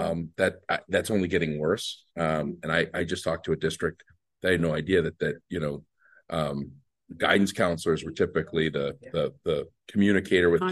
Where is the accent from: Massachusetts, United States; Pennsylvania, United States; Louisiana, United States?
Massachusetts, United States; Boston; I'm from Boston